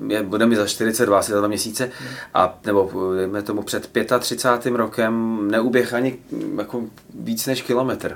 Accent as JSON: {"language": "Czech", "town": "Plzeň", "region": "Plzeň Region", "country": "Czechia", "tie": "born or raised there", "moved": "yes", "lives_now": "Prague, Czechia", "said": "já jsem z Plzně"}